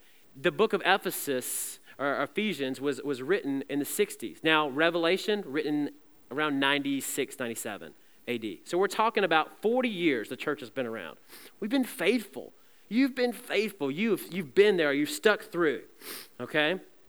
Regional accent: Southeast, United States; I mean, I'm from the Southeast. We don't have mountains there.

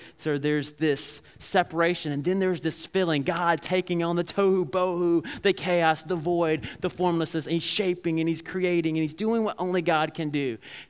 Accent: Alabama, United States; I remember when I was growing up in Alabama, and my grandparents lived near the river

